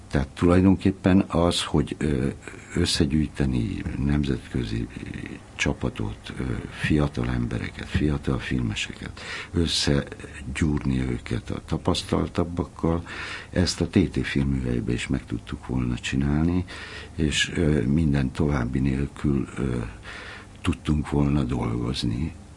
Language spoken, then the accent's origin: Hungarian; Hungary; moved away as an adult; amikor én fölnőttem, akkor abban nőttem föl, hogy ez egy zárt ország volt